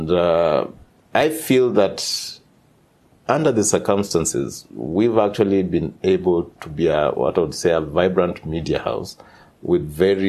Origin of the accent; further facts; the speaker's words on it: Nakuru, Nakuru County, Kenya; also born or lived in Zambia; I was born in Nakuru town, which is now has just achieved city status in Kenya